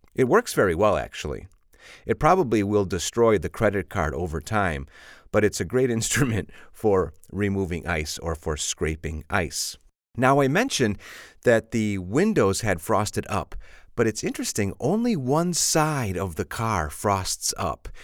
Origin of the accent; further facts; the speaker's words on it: Chicago, Illinois, United States; I'm from Chicago